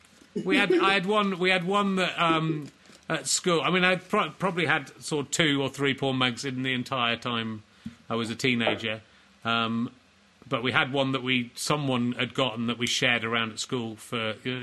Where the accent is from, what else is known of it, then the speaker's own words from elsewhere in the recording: York, Yorkshire and the Humber, United Kingdom; I'm from York.